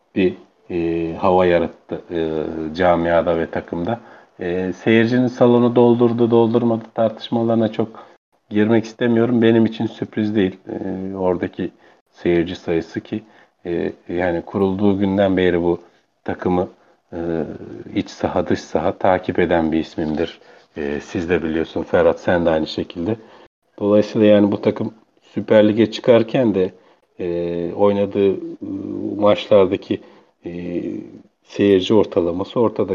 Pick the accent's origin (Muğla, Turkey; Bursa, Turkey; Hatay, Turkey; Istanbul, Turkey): Bursa, Turkey; göçmen, e, kökenli bir, e, Bursalıyım